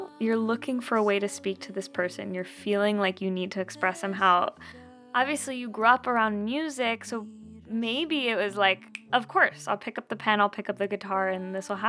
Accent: Southern California, United States; also born or lived in Guatemala / Spain; you know, my family's from Mexico and I didn't grow up in Mexico. I grew up in Southern California, but then also spent some time in Guatemala and in Spain, but then would spend summers in Mexico.

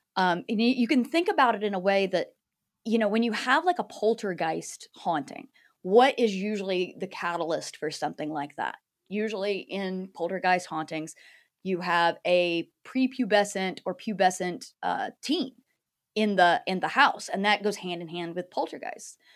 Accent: North Carolina, United States; also born or lived in New Orleans; I'm from North Carolina originally

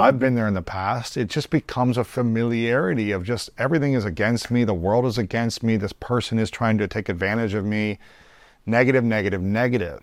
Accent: United States; growing up in America

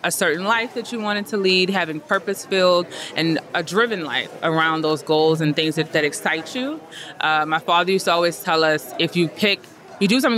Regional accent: New Orleans, Louisiana, United States; I'm from New Orleans, Louisiana

